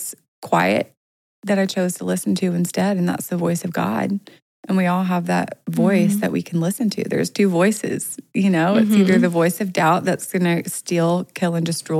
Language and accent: English; North Carolina, United States; now in Los Angeles, United States; I'm from North Carolina